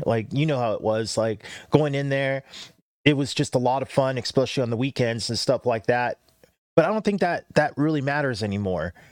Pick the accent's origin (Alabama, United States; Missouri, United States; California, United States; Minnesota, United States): California, United States; Cerritos; I grew up in Cerritos, but a lot of my family was in Norwalk